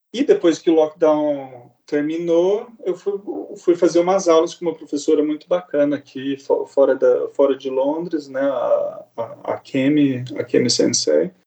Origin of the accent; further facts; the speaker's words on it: Campinas, São Paulo, Brazil; moved away as an adult; now in London, United Kingdom; eu sou, de Campinas